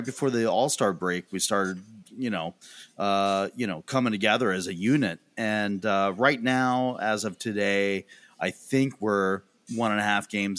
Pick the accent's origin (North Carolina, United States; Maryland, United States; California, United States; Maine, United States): Maryland, United States; I'm from Maryland. All right. Grew up here. I grew up with only one baseball team in the area, which was the Baltimore Orioles.